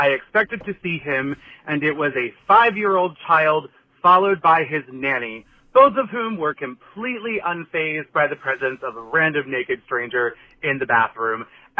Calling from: Maryland, United States; also born or lived in New York City; I'm calling from Maryland, but I lived in New York City for about 6 years

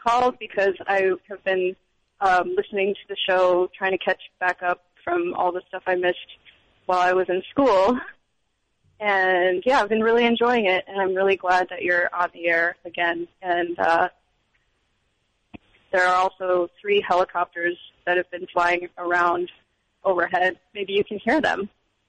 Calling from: Oakland, California, United States; moved away; I'm calling from Oakland, California.

